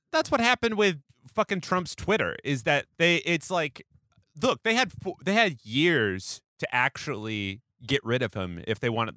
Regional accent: Seattle, Washington, United States; moved away; I'm from Seattle

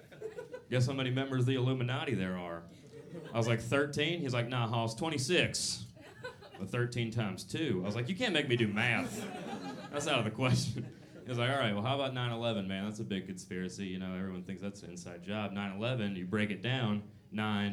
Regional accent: Atlanta, Georgia, United States; I'm from the South. I'm from Atlanta

